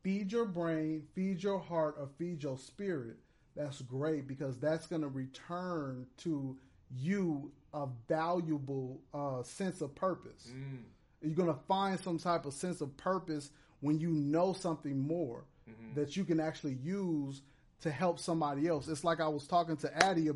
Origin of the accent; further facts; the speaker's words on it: Chicago, Illinois, United States; now in Inglewood, United States; In Chicago, Inglewood is spelled with an E, but out here it's spelled with an I, so I'm from